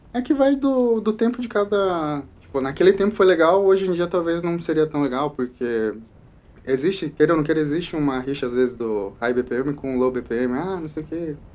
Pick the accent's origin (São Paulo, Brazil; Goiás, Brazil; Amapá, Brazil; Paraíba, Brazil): São Paulo, Brazil; moved away; eu nasci em São Paulo